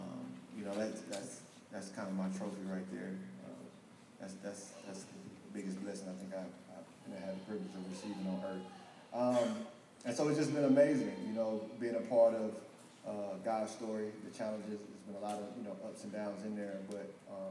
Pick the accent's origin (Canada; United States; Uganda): United States; Mississippi; I was born in Mississippi